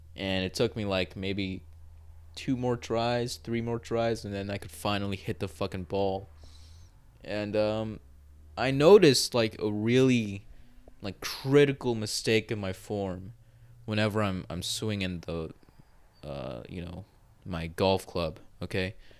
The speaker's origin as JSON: {"language": "English", "country": "United States", "said": "speaking as an American"}